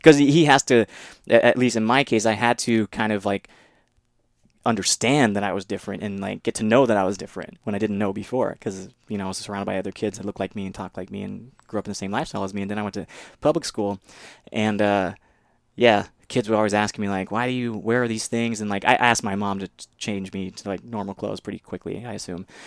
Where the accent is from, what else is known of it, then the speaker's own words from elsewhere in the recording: Mississippi, United States; moved away; from a very young age, even I was different from the local community in Mississippi because, um, just the environment in which I was raised